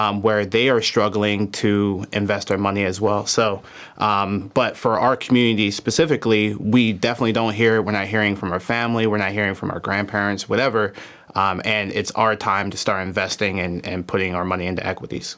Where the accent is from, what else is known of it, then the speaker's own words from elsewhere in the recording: Philadelphia, Pennsylvania, United States; I was born in Philadelphia, Pennsylvania